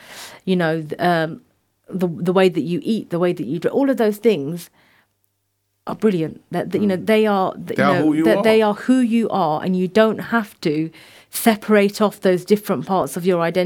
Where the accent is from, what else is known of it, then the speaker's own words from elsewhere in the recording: the Royal County, South East England, United Kingdom; I was born in the Royal County